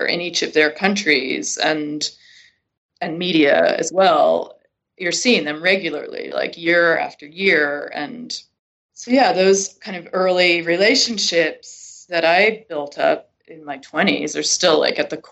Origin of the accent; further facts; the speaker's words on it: Connecticut, United States; moved away as an adult; also born or lived in Europe / New York City; everyone else I was in school with in this very small Connecticut town had never even been out of the state